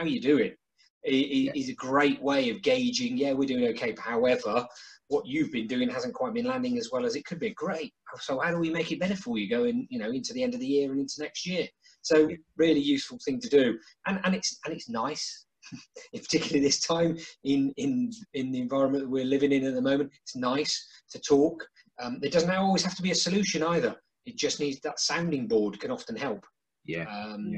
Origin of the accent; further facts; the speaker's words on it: United Kingdom; we're British